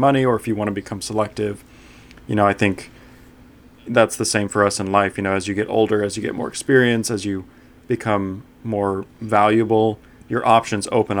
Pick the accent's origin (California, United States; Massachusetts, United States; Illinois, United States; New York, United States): California, United States; Huntington Beach; I grew up in Huntington Beach, California